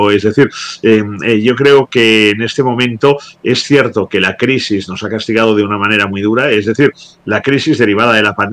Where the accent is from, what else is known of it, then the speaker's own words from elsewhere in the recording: Spain; Yo soy español, yo no voto desde hace muchos años